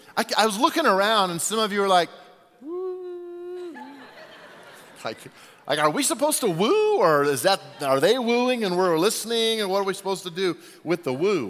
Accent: Albuquerque, New Mexico, United States; moved away; I was born in Albuquerque, New Mexico

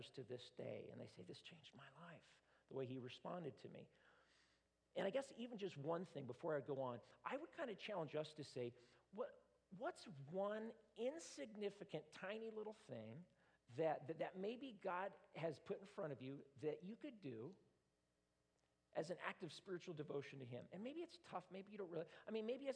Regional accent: United States; I'm an American

